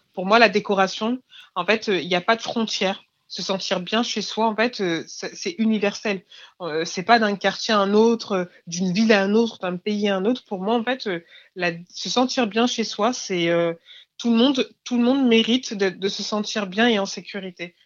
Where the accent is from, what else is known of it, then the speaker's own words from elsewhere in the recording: Clichy-sous-Bois, Île-de-France, France; j'ai grandi à Clichy-sous-Bois